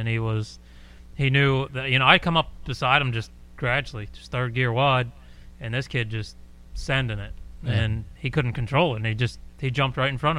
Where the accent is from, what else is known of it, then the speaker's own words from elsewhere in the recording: Pennsylvania, United States; That's my home state.